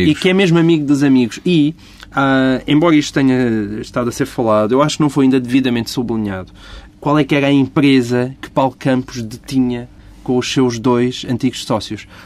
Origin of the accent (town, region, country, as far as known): Portugal